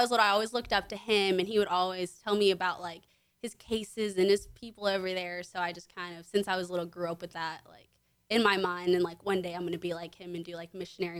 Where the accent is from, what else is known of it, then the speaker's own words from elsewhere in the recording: Conroe, Texas, United States; also born or lived in Willis, Texas / Houston, Texas; Okay, so I grew up in Conroe. Sophomore year of high school, I moved out to Lake Conroe, Willis area. Grew up here my whole life.